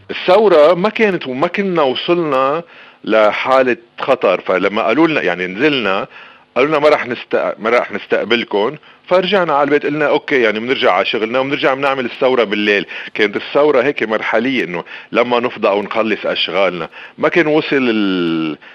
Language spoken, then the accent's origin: Arabic; Lebanon